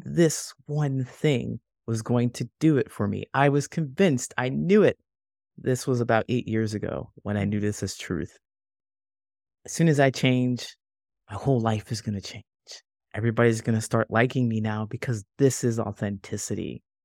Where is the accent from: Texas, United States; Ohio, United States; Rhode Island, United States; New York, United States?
Ohio, United States; moved away as an adult; also born or lived in California; now in Chicago, United States; I grew up in Ohio and I moved all within Ohio